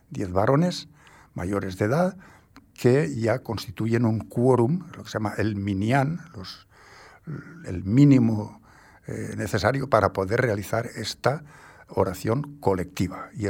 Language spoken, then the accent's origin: Spanish; Castellón de la Plana, Valencian Community, Spain; born there; also born or lived in Asturias; He vivido en sitios muy, muy curiosos de España. De, de yo nací en Castellón de la Plana, ¿eh?